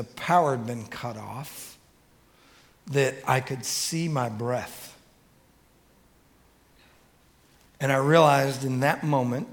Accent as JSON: {"language": "English", "town": "Detroit", "region": "Michigan", "country": "United States", "tie": "born or raised there", "said": "I grew up in Detroit, Michigan"}